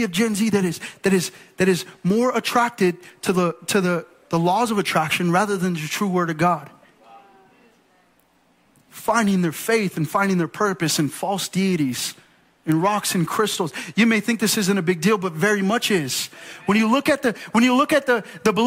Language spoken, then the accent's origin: English; United States; I'm American through and through